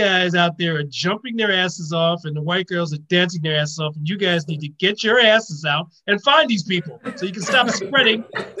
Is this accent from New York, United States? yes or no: yes; New York City, New York, United States; I come from New York City